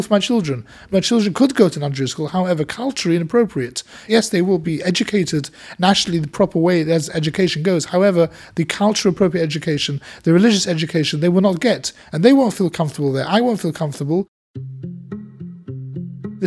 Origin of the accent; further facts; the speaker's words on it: London, United Kingdom; been a community activist here in the area, which I've lived all my life